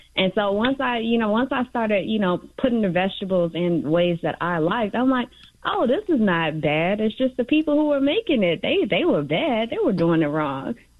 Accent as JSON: {"language": "English", "town": "Chicago", "region": "Illinois", "country": "United States", "said": "I'm from the Little Village um, community"}